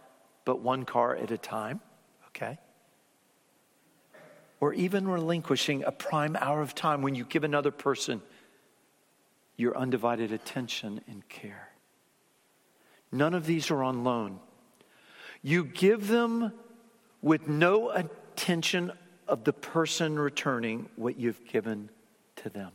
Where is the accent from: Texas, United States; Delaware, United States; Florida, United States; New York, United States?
Florida, United States; Fort Lauderdale; I remember growing up in Fort Lauderdale, Florida